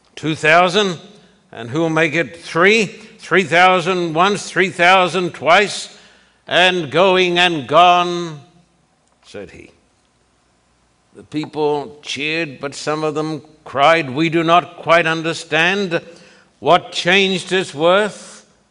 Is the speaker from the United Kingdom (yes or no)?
no; Australia; moved away; when I was growing up in Australia